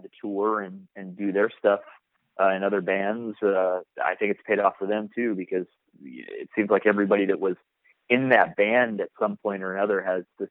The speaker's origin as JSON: {"language": "English", "town": "Portland", "region": "Oregon", "country": "United States", "tie": "born or raised there", "said": "I grew up playing shows around Portland, and I grew up with this band called American Me"}